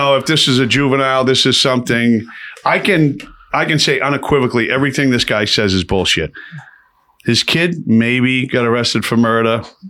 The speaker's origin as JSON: {"language": "English", "town": "Lowell", "region": "Massachusetts", "country": "United States", "tie": "born or raised there", "said": "we're from Lowell, which is 30 minutes outside of Boston. But, you know, grew up in this area, always in town, always in Boston, running around."}